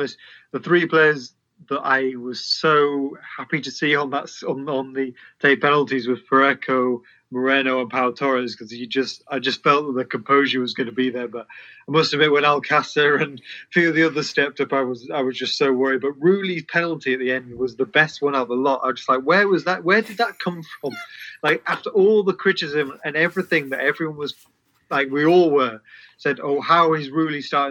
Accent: England, United Kingdom; I'm in England, obviously being English

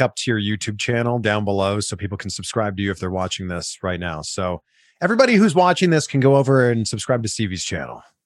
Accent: Pickering, Ontario, Canada; moved away as an adult; also born or lived in Vancouver / Toronto / Cleveland / Miami; now in Los Angeles, United States; I moved from my hometown, Pickering, Ontario, Canada, to Vancouver, to Toronto, to Cleveland, to Miami, to Fort Lauderdale, to Cincinnati, and now I live in Los Angeles

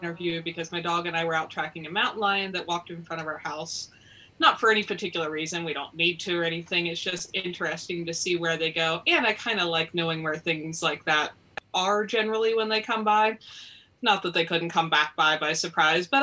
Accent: Lancaster County, Pennsylvania, United States; I grew up in Lancaster County, which is, of course, generally known as Amish country

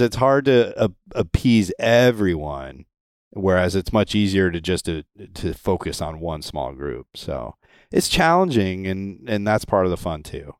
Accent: Connecticut, United States; moved away as an adult; now in Florida, United States; I grew up in Connecticut.

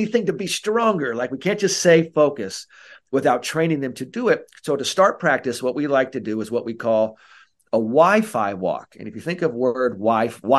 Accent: San Francisco, California, United States; I'm from San Francisco

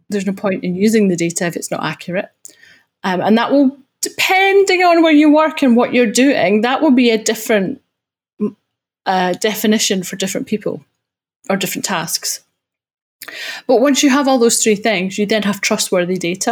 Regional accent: Scotland, United Kingdom; accent: Scottish; now in Guildford, United Kingdom; I'm from Scotland

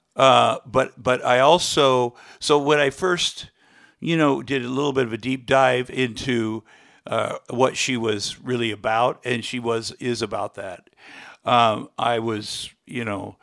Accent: Iowa, United States; moved away; as a kid, I grew up in Iowa

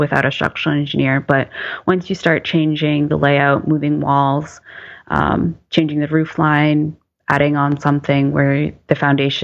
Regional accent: East Coast, United States; moved away; I'm from the East Coast, where our big loading was snow

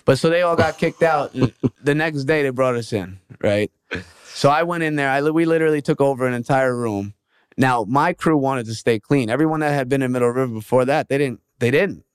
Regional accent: New York, United States; moved away; I'm from New York

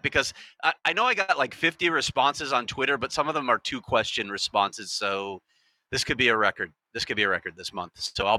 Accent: Chicago, Illinois, United States; Of course I'm from Chicago.

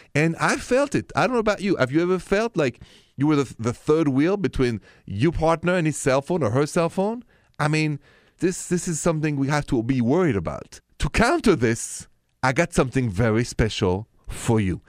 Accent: Paris, Île-de-France, France; accent: French; My accent is French, straight from Paris

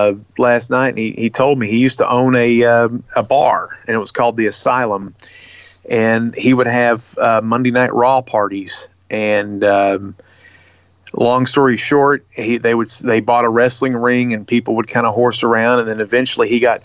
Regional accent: Baltimore, Maryland, United States; now in Tennessee, United States; me and Luke, he's from Chicago, I'm from Baltimore, we're both in Tennessee

